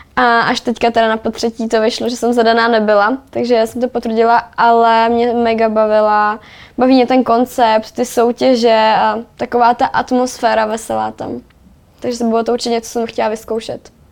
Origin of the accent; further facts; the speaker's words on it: Czechia; my Češi